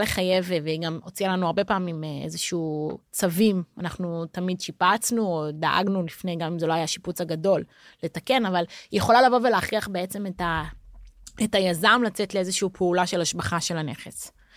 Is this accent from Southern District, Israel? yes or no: no; Jerusalem, Jerusalem District, Israel; moved away as an adult; also born or lived in Tel Aviv, Israel; now in Porto, Portugal; אני ירושלמית במקור